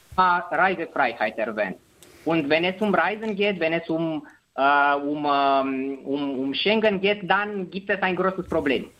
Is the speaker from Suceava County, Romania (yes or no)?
yes; Rădăuți, Suceava County, Romania; German is a second language; moved away as an adult; now in Iași, Romania; ursprünglich komme ich aber aus Bukowina. Das ist eine Region im, Nor äh, im Nordrumänien.